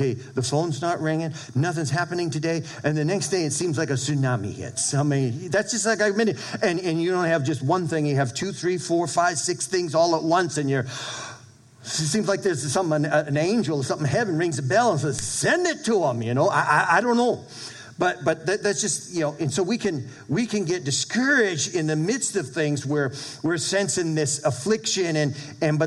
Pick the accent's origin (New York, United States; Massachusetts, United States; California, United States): Massachusetts, United States; Brockton; moved away; When my dad, he had apartment complexes in Brockton, Mass., where I grew up in New England